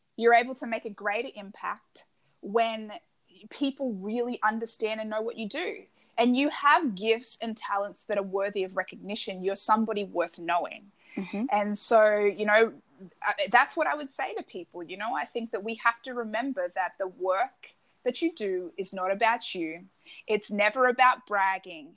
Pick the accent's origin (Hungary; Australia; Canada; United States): Australia; I'm Australian